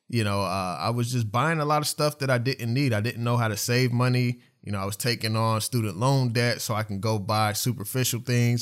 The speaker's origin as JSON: {"language": "English", "town": "Oklahoma City", "region": "Oklahoma", "country": "United States", "tie": "born or raised there", "said": "I grew up in Oklahoma City, I grew up on the east side"}